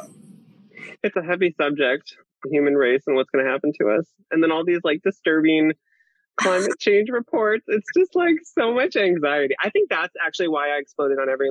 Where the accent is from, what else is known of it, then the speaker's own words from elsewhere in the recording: Iowa, United States; moved away as an adult; now in California, United States; I'm from Iowa originally, and I came out to California in 2009